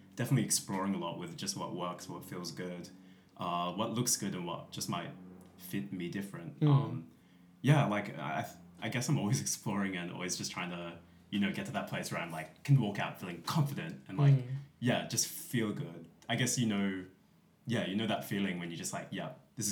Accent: Tamworth, New South Wales, Australia; now in Sydney, Australia; I grew up in Tamworth, New South Wales, which is 6 hours from here, rural city, country

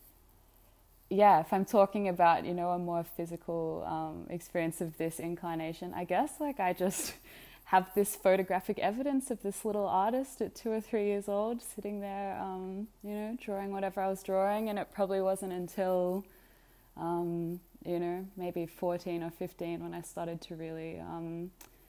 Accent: Australia; I was raised in Australia as an Australian, so my mother's Australian and my father's Egyptian

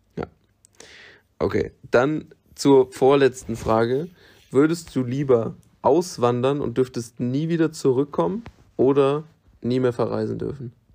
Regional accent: Germany; für immer in meinem Heimatland zu bleiben

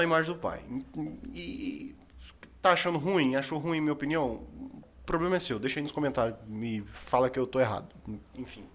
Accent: Brazil; eu sou brasileiro.

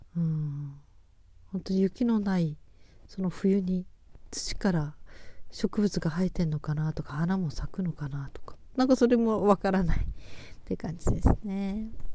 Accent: Japan; 私は雪国育ち

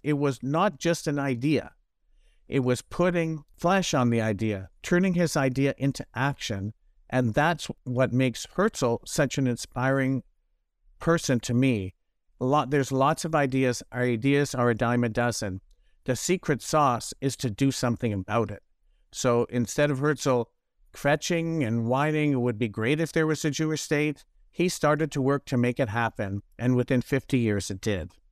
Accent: Toronto, Ontario, Canada; I grew up in Toronto

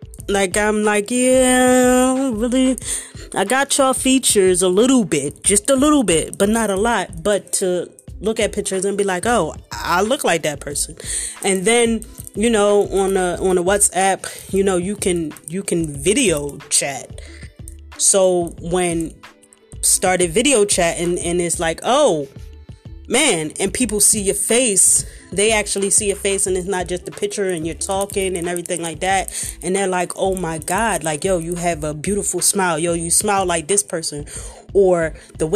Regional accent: Philadelphia, Pennsylvania, United States; I'm from Philly, so we use crazy as to represent everything

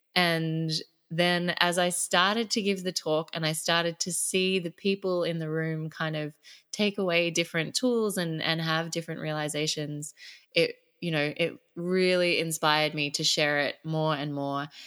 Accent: Sydney, New South Wales, Australia; now in Phuket, Thailand; I am an Australian girl. Grew up in Sydney.

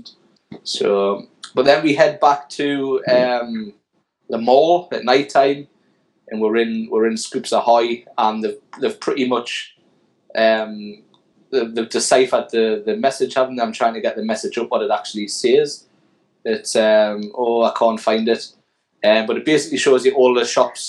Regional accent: United Kingdom; I'm too British and too young

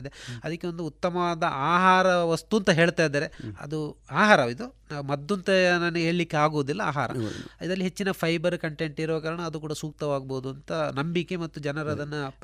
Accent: Dakshina Kannada, Karnataka, India; ನಮ್ಮ ದಕ್ಷಿಣ ಕನ್ನಡದಲ್ಲಿ

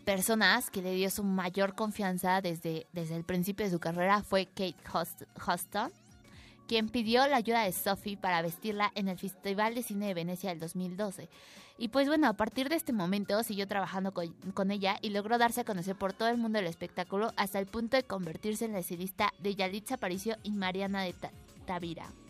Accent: Mexico; como buenos mexicanos que somos

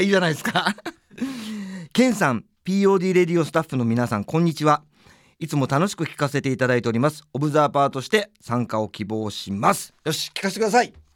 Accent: Tokyo, Japan; 俺は東京生まれ東京育ちなんですよ

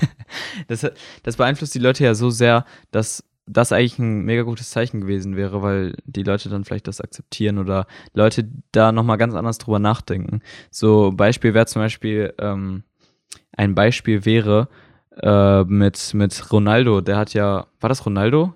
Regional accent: Germany; Also ich bin Deutscher

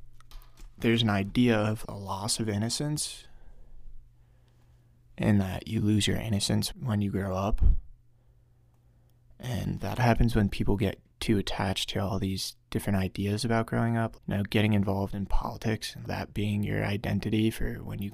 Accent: Glen Rock, New Jersey, United States; I grew up in Glen Rock, New Jersey, one of the safest neighborhoods in probably in the entire country.

